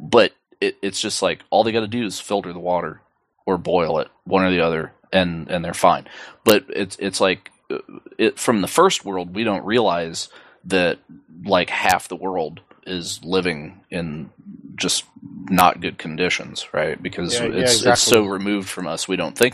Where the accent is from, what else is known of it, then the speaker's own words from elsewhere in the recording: United States; We're from America